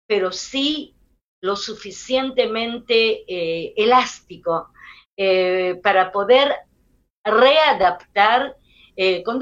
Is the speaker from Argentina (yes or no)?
no; Israel; un tipo de, eh, de, idioma corporal que es muy israelí, aunque todos somos israelíes